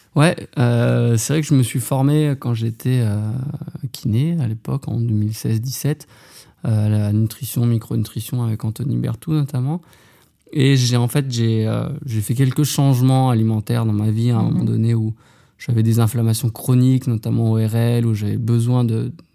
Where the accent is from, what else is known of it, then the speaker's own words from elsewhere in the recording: Haute-Savoie, Auvergne-Rhône-Alpes, France; moved away as an adult; also born or lived in Besançon; je suis originaire de Haute-Savoie